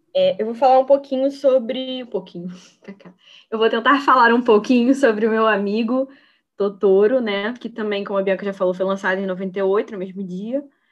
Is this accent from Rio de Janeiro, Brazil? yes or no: yes; Niterói, Rio de Janeiro, Brazil; eu sou daqui de Niterói